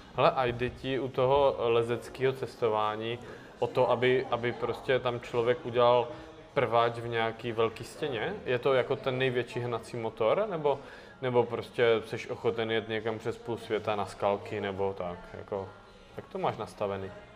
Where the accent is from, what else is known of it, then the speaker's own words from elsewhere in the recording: Moravia, Czechia; v Krase, tam u nás na Moravě